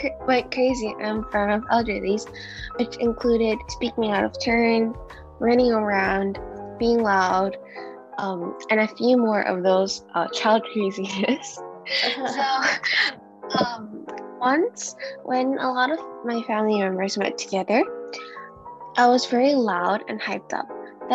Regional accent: United States; I also grew up in an Asian culture, even though I grew up in America

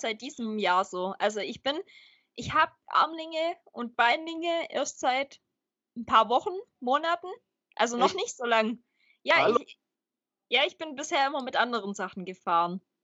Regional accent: Swabia, Baden-Württemberg, Germany; als Schwabe

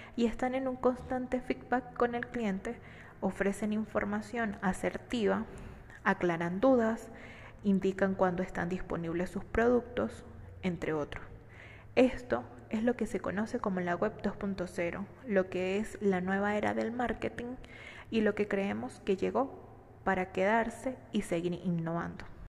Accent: Venezuela; Soy economista, venezolana y completamente enamorada de mi país

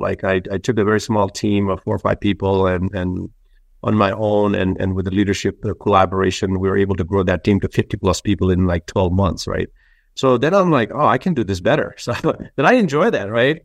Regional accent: Nepal; now in United States; we grew up in Nepal

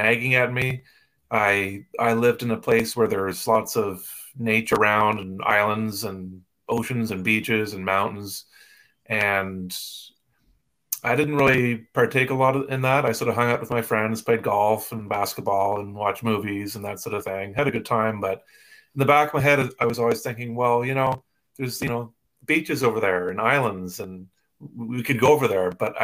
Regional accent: East Coast of Canada, Canada; I grew up in the East Coast of Canada

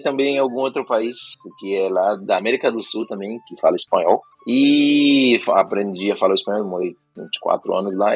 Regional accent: Haiti; now in Estonia; Eu sou do Haiti. É lá uma, um país, uma ilha lá do, do Caribe, eu sou caribenho

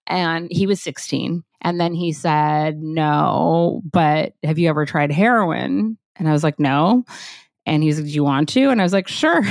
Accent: Los Angeles, California, United States; I was born in Los Angeles, grew up there

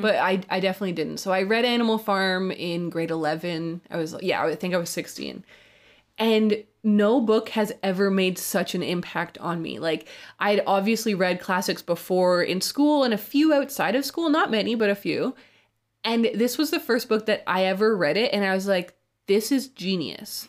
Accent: Canada; Canada is where I'm from

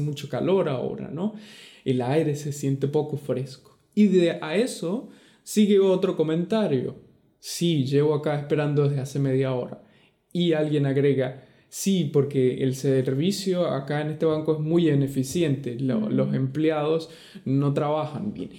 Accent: Venezuela; moved away; also born or lived in Argentina; de Venezuela.

